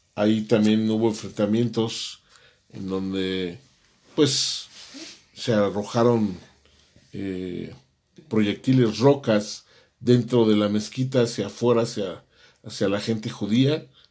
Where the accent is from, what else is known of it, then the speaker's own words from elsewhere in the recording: Mexico; nosotros como mexicanos